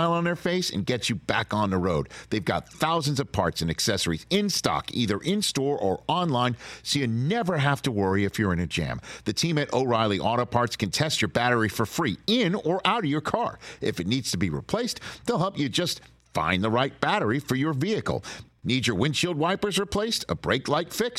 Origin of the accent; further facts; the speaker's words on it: New York City, New York, United States; I'm from Staten Island, New York